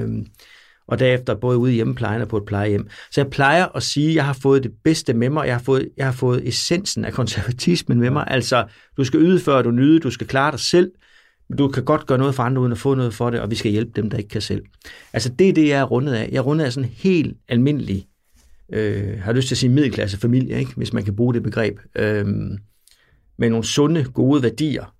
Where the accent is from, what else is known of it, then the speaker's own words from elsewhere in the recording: near Bjerringbro, Central Denmark Region, Denmark; Det lå øh, 12 km væk, hvor jeg voksede op